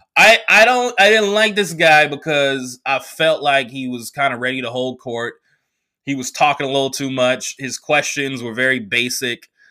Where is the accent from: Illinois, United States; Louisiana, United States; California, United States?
California, United States; Oakland; also born or lived in New York; now in Los Angeles, United States; I came back, uh, to Oakland from L A for Thanksgiving